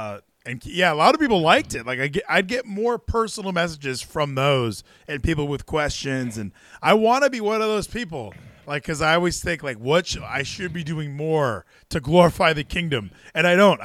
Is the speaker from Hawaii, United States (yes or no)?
yes; Hawaii, United States; I'm from Hawaii